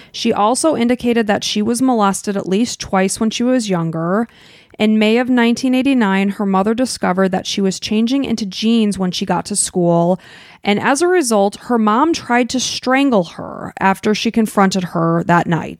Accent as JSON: {"language": "English", "town": "Chicago", "region": "Illinois", "country": "United States", "tie": "born or raised there", "said": "we grew up in Chicago"}